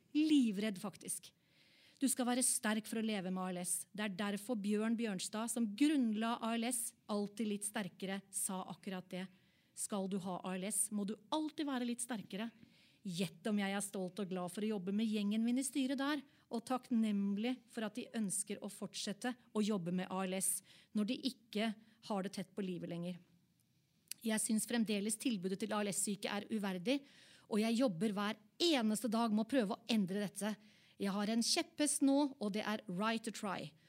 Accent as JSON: {"language": "Norwegian", "region": "Oslo", "country": "Norway", "said": "Jeg er fra Oppsal"}